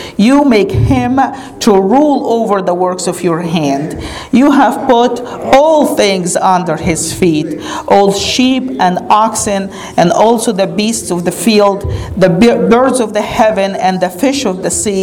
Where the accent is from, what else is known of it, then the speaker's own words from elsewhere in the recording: Egypt; now in United States; Growing up in Egypt